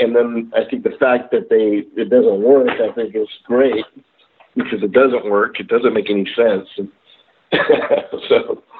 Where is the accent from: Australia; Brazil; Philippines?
Philippines; now in Murrieta, United States; you know, I'm Filipino and I've always done stick fighting